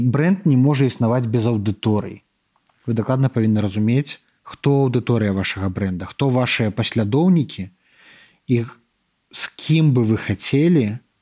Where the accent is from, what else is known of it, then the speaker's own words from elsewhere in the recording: Belarus; мы беларусы